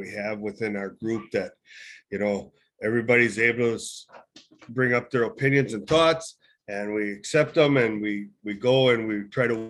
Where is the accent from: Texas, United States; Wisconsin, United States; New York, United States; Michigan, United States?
Wisconsin, United States; Southwest; now in Northern Wisconsin, United States; I'm from the Southwest and now I'm up North